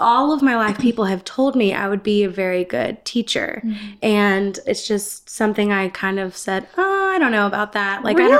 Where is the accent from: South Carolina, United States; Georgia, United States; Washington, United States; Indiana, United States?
Georgia, United States; Gainesville; moved away; Gainesville, Georgia.